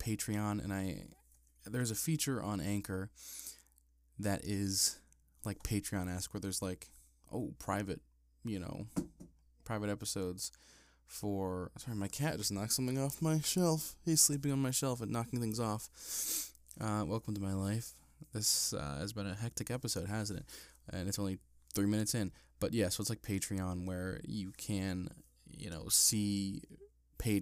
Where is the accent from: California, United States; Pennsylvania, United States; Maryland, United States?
Pennsylvania, United States; Ebensburg; I wrote a book on the history of my hometown called The Civilized Mountain, The Story of Ebensburg